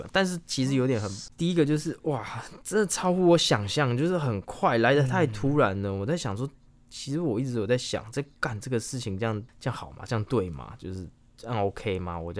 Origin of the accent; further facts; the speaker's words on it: Taipei, Taiwan; now in Chiayi, Taiwan; 我的故乡台北的感觉，